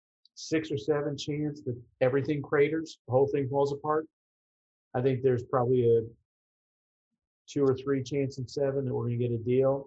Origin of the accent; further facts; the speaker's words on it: New York City, New York, United States; I grew up in the Bronx.